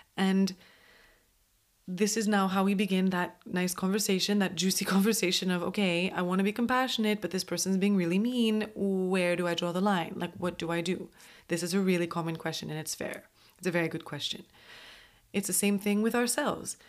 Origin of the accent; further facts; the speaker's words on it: Montreal, Quebec, Canada; moved away; I'm from Montreal